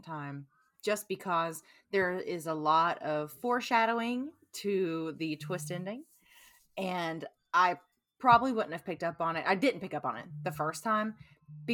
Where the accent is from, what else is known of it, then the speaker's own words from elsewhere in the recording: Eastern Kentucky, United States; Growing up in Eastern Kentucky, out in the middle of nowhere